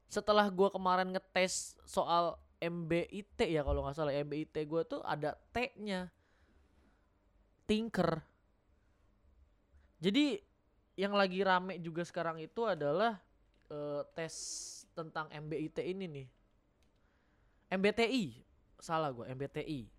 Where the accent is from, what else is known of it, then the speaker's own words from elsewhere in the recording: North Sumatra, Indonesia; Nah, gue sebagai orang Batak sangat relate gitu loh.